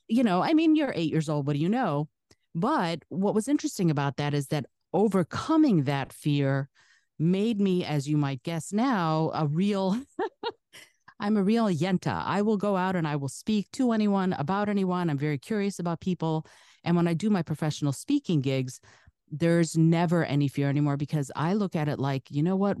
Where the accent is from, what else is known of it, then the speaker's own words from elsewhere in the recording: Detroit, Michigan, United States; first language Russian; English is a second language; also born or lived in Soviet Union; my family was the first family who came into the Detroit area from the Soviet Union